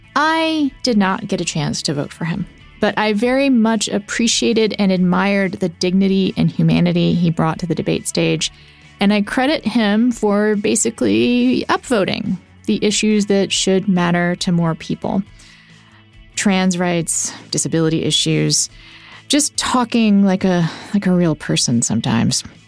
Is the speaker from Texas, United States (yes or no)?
yes; Texas, United States; growing up in Texas, I feel like I was exposed to more ideological diversity than a lot of progressives. You know, I grew up with a lot of different kinds of people